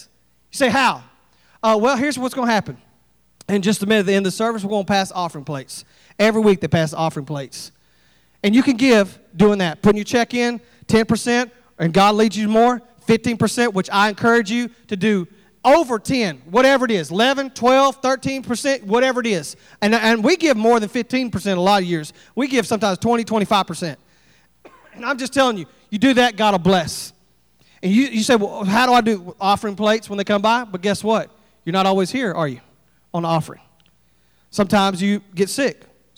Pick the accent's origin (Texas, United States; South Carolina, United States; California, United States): Texas, United States; I couldn't carry here. I'm from Texas, and I carry